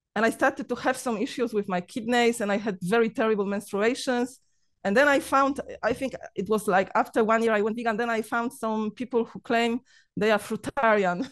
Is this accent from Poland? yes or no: yes; Poland; English is a second language; moved away as an adult; now in Cyprus; I'm Polish.